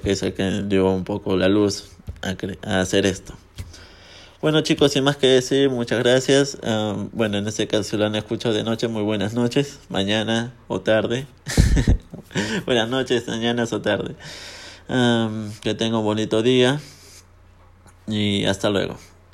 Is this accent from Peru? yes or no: yes; Peru; en mi país, porque yo soy peruano